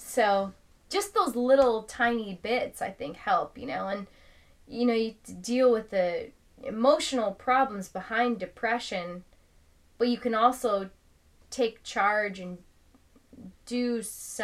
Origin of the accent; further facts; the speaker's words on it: Ireland; I'm Irish.